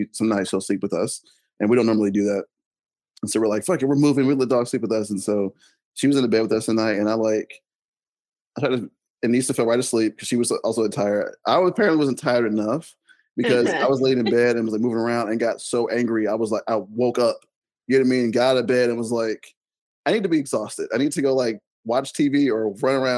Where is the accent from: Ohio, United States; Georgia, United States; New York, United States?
Georgia, United States; Atlanta; living in Atlanta my whole life